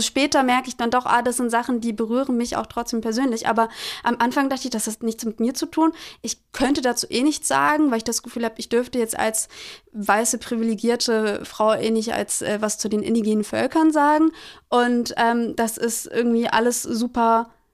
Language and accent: German; Germany; Ich bin in in Deutschland geboren